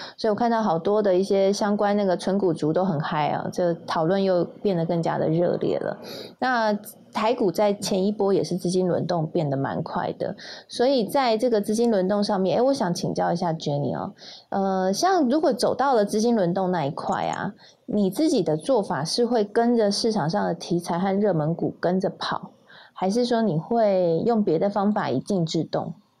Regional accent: Taiwan; 我们台湾人

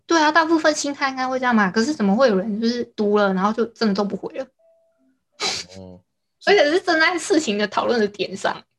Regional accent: Hualien County, Taiwan; also born or lived in southern Taiwan; 我是花莲人

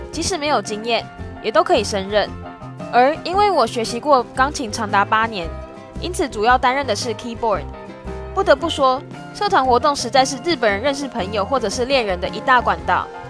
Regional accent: Taiwan; moved away as an adult; now in Japan; 他们看到我是外国人，便会一直问我说。他们觉得台湾很好玩，很想去台湾啊，然后问我台湾到底怎么样啊之类的

